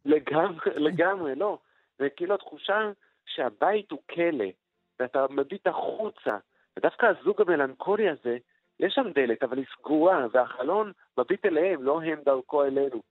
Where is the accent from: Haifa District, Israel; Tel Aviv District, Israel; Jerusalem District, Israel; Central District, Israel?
Jerusalem District, Israel; Jerusalem; בילדותי בירושלים